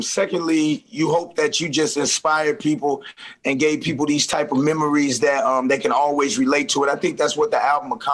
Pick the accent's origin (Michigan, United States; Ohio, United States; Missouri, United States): Missouri, United States; St. Louis; I'm from St. Louis